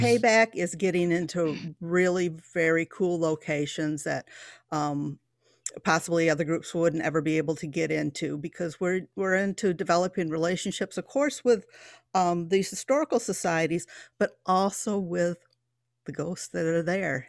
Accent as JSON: {"language": "English", "town": "Coopersville", "region": "Michigan", "country": "United States", "tie": "born or raised there", "moved": "yes", "lives_now": "Harvard, Illinois, United States", "said": "I was born and bred in Polston Township, um, Coopersville, Michigan"}